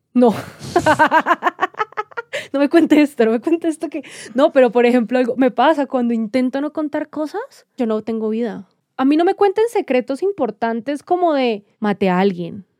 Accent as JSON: {"language": "Spanish", "town": "Cali", "region": "Valle del Cauca", "country": "Colombia", "said": "también venimos de Cali, ¿no? Que Cali, pueblo chico, infierno grande"}